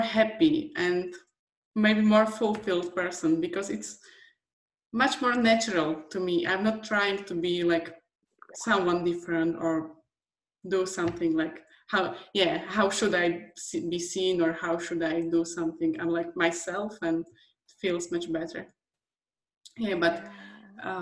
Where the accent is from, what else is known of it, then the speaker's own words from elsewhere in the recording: Slovakia; English is a second language; with my accent, with my English, from Slovakia